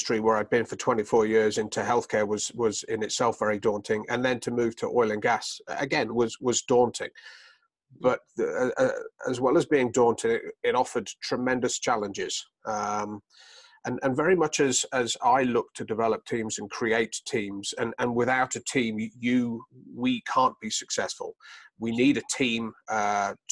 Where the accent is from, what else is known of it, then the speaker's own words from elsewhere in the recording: United Kingdom; moved away as an adult; also born or lived in Boulder, Colorado; now in United States; You may tell I have a slight accent. I'm originally from the United Kingdom.